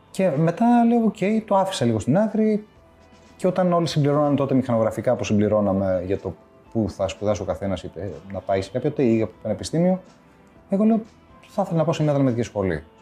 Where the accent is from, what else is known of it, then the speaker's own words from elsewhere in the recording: Greece; also born or lived in Switzerland; Να σου πει δεν ήταν δύσκολο, γιατί εγώ έφυγα από την Ελβετία δύο χρονών.